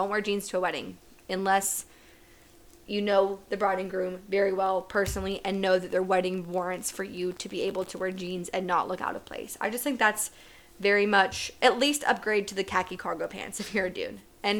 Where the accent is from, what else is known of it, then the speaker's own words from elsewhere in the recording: West Virginia, United States; I'm originally from West Virginia. That's very much a big personality trait of mine.